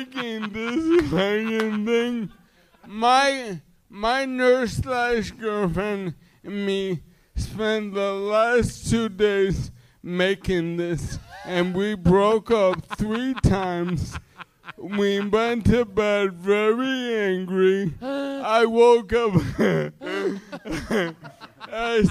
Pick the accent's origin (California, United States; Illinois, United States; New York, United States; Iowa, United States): New York, United States; New York City; I'm from Flushing, Queens.